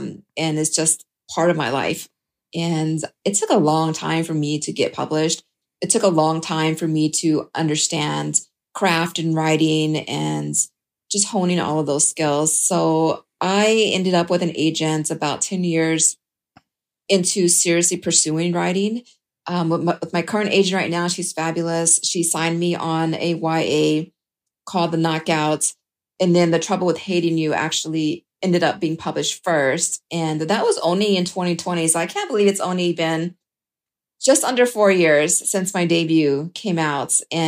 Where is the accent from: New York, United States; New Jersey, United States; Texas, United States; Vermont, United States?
Texas, United States; also born or lived in India; Yeah, so I immigrated from India to Texas when I was 4. So I am pretty much a Texan. I lost my accent a bit though.